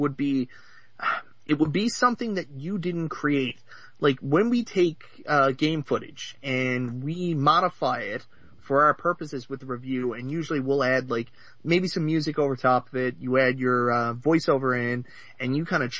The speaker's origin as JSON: {"language": "English", "country": "Canada", "said": "I'm from Canada"}